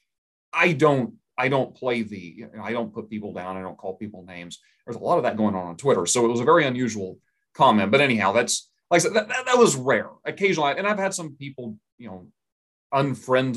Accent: Oklahoma, United States; I'm from Oklahoma. It's a very red state

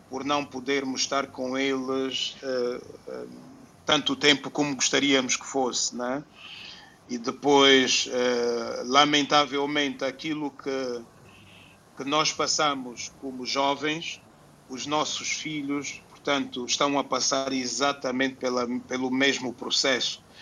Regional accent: Angola; born there; Porque nós nascemos em Angola por algum motivo, né?

